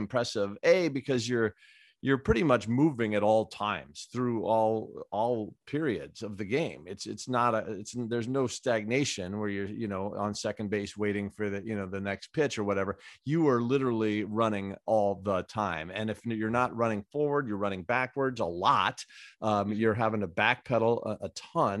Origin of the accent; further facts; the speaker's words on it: Southern California, United States; I've been growing up in Southern California